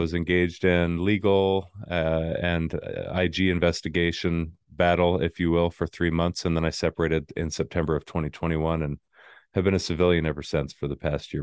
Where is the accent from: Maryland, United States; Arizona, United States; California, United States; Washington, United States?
Arizona, United States; moved away; I grew up in Arizona, didn't have a military family